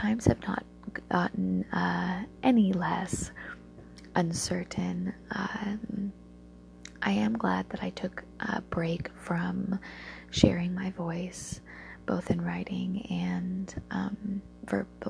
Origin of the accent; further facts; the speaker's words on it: Alaska, United States; growing up in a coastal town in Alaska.